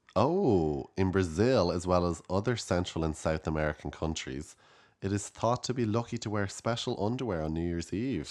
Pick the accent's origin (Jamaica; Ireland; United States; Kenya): Ireland; as Irish people